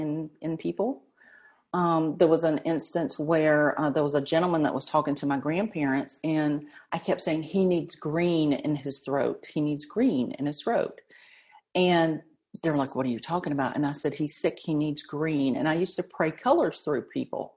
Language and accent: English; the South, United States; I was raised Southern Baptist in the South.